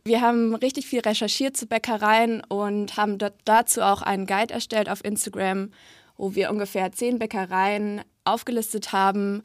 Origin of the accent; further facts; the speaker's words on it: Freiburg, Baden-Württemberg, Germany; now in Berlin, Germany; Ich bin aus Freiburg.